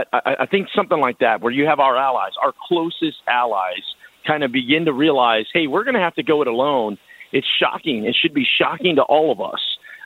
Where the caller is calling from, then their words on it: Del Rio, Texas, United States; Look, I'm calling you from Del Rio, Texas. That's right on the southern border between Texas and Mexico.